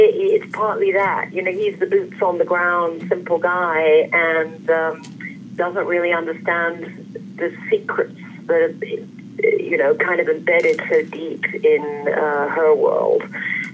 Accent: London, United Kingdom; I was born and raised in London

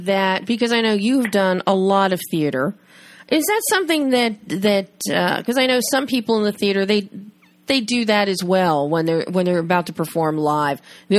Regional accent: Philadelphia, Pennsylvania, United States; I spent my whole life growing up in Philly

